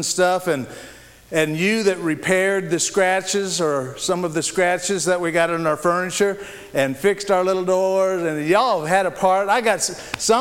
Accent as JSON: {"language": "English", "region": "Central Illinois", "country": "United States", "tie": "born or raised there", "moved": "yes", "said": "I was born and raised in Central Illinois"}